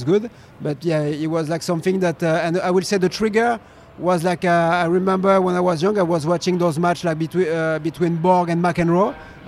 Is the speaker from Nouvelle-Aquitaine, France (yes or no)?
yes; Pau, Nouvelle-Aquitaine, France; I decided to go in my hometown in Pau, southwest of France. I love this region, and I built my own team